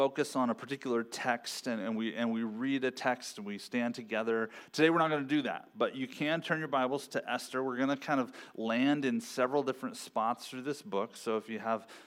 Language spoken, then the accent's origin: English; Ontario, Oregon, United States; I grew up in Ontario, Oregon, which isn't too far from here.